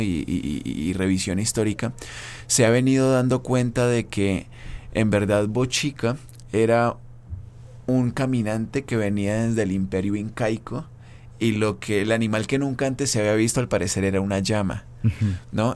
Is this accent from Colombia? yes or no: yes; Colombia; moved away; yo provengo de Colombia